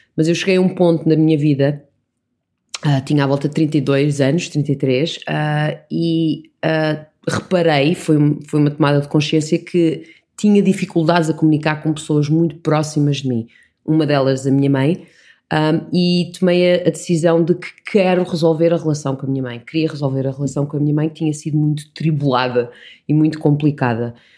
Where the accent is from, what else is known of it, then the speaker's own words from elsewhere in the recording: Portugal; also born or lived in Canada; Eu nasci no Canadá e quando cheguei a Portugal, os meus pais colocaram-me no colégio inglês